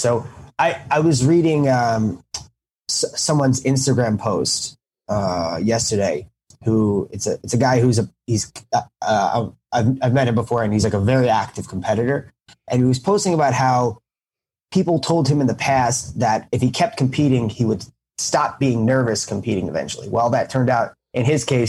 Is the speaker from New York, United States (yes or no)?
yes; New York, United States; I grew up in New York